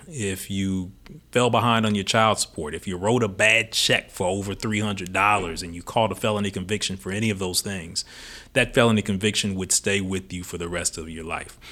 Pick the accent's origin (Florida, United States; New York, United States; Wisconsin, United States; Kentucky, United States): Kentucky, United States; Louisville; also born or lived in Illinois; Louisville is home for me. I was born here in Louisville, uh, born West End on South Forty-fifth Street